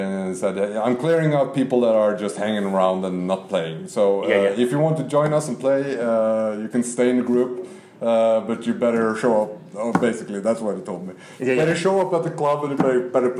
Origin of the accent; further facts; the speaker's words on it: Molde, Møre og Romsdal, Norway; English is a second language; moved away as an adult; now in Oslo, Norway; I'm come from a small town called Molde, and I've been living here in Oslo for almost 10 years now